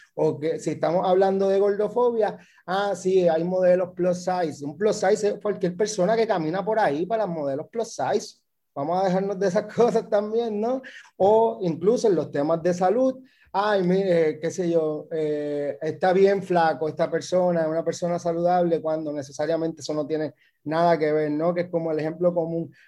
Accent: Puerto Rico; moved away; also born or lived in Mexico; soy un migrante que vuelve, acabo de volver a Puerto Rico hace unos meses

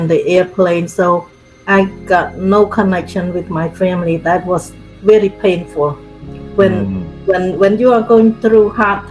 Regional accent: Cambodia; moved away as an adult; I grew up in Cambodia

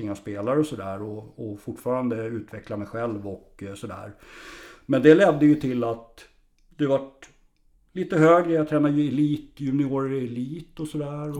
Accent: Tumba, Stockholm County, Sweden; born or raised there

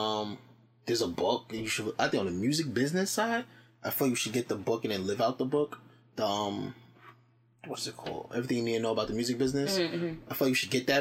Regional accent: Jersey City, New Jersey, United States; moved away as an adult; also born or lived in Alabama; I'm from Jersey City, born and raised

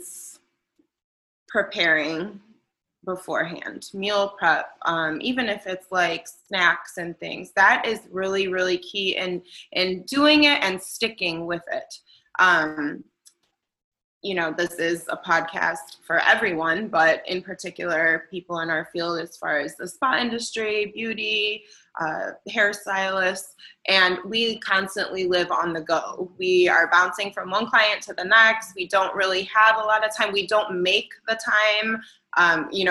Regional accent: Chicago, Illinois, United States; I'm from Chicago. That's a big part of who I am.

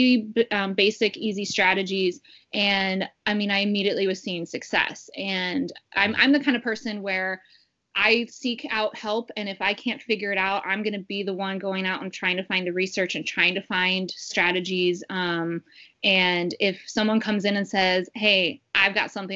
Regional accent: St. Louis, Missouri, United States; now in Ohio, United States; I am originally from St. Louis

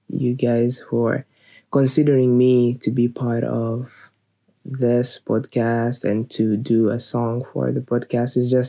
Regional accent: Kigali, Rwanda; born there; I was born in Rwanda, Kigali, in 2000. So I am 21 years old.

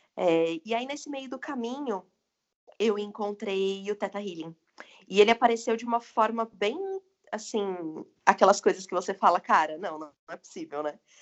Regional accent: interior of São Paulo, Brazil; also born or lived in Vinhedo; Eu sou de São Paulo, do interior de São Paulo, na verdade, moro em Vinhedo.

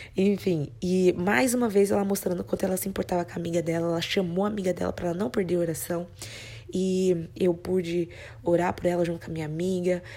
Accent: Brazil; moved away

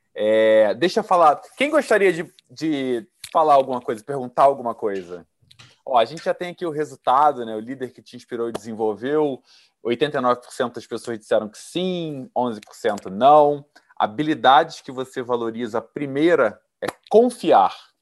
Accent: Rio Verde, Goiás, Brazil; now in Sorriso, Brazil; originalmente eu sou goiana, lá de Rio Verde

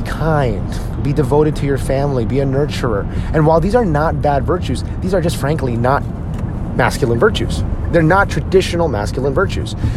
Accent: United States; us as Filipino American men

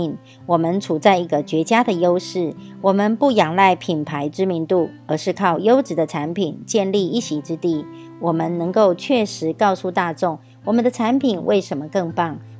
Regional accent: Miaoli, Miaoli County, Taiwan; 今天要为大家导读的主题是：你将能拥有多少美乐家事业？

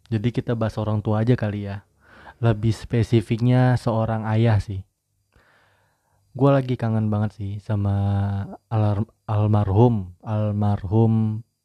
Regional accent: Padang, West Sumatra, Indonesia; kalau gue manggil ibu gue tuh bundo karena gue orang Padang ya jadi gue manggilnya bundo bukan bunda

